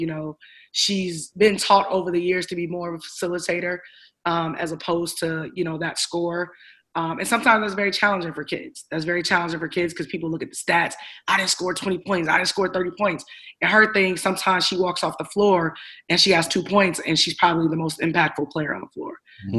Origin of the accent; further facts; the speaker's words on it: Chicago, Illinois, United States; I'm from Chicago, right?